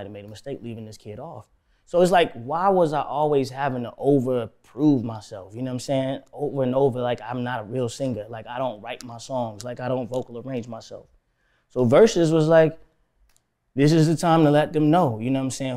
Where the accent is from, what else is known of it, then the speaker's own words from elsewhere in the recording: Florida, United States; also born or lived in Miami / Tampa / Orlando / Fort Lauderdale; I'm from Florida, you know what I'm saying? Like, I was raised in Miami and Tampa, Orlando, Fort Lauderdale